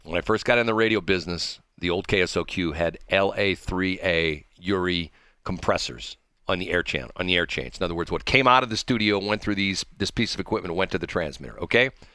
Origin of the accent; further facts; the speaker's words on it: St. Louis, Missouri, United States; I was born in Saint Louis. I was born in Barnes Hospital in Saint Louis